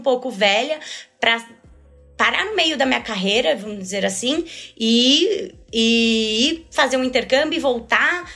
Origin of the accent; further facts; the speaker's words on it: São Paulo, Brazil; eu nasci em São Paulo, sempre morei em São Paulo, nunca saí dessa cidade louca aqui